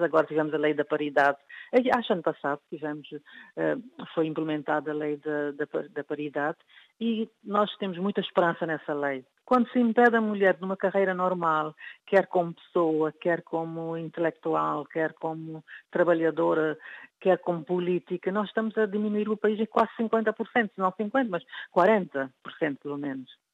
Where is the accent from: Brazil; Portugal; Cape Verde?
Cape Verde; sou de Cabo Verde